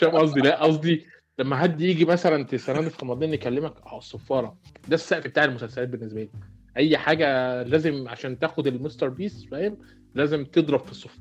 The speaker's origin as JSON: {"language": "Arabic", "town": "Port Said", "region": "Port Said Governorate", "country": "Egypt", "said": "انا واحد من بورسعيد"}